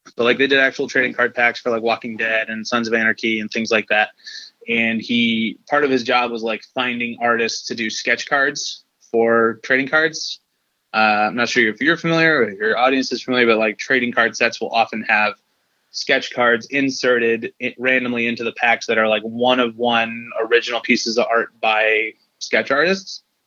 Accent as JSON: {"language": "English", "town": "Detroit", "region": "Michigan", "country": "United States", "tie": "born or raised there", "moved": "yes", "said": "I was born in Detroit originally"}